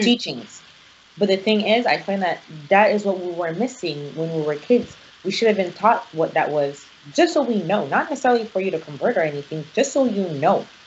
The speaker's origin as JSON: {"language": "English", "country": "Nigeria", "said": "I'm Nigerian"}